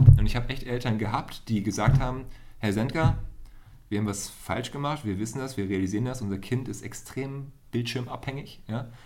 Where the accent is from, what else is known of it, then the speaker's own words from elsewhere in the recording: Hohenhameln, Lower Saxony, Germany; in der Nähe von Hannover, Hildesheim, äh, in Hohenhameln